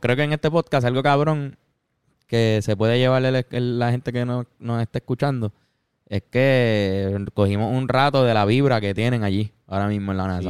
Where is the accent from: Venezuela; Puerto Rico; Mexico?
Puerto Rico; siendo puertorriqueño